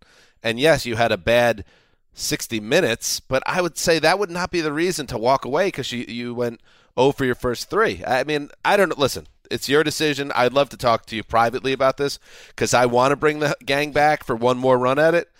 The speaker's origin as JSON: {"language": "English", "country": "United States", "said": "as an American"}